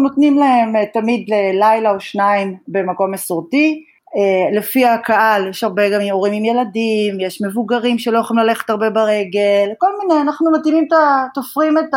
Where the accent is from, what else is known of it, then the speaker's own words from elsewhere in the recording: Israel; moved away as an adult; now in Japan; אני לא יכולה להתכחש למקום שממנו באתי ומאיפה נולדתי, ואני גאה להיות ישראלית